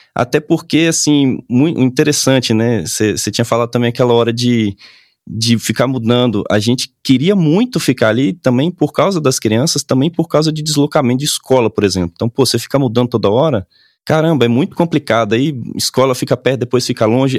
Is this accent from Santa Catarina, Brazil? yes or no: no; Salvador, Bahia, Brazil; moved away as an adult; now in Brasília, Brazil; eu sou de Salvador